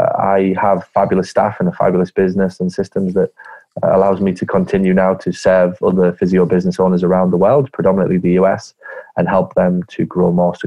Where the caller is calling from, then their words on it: Hartlepool, North East England, United Kingdom; also born or lived in Ireland (family ancestry); I'm calling from a freezing cold, dark, damp northeast of England where it will not hit 62 again for about another 4 months at least. The northeast of England, I'm in a little town called Hartlepool.